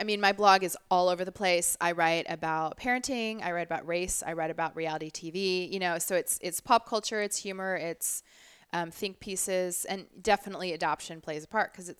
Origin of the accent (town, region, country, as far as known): Orlando, Florida, United States; born or raised there; now in Orange County, United States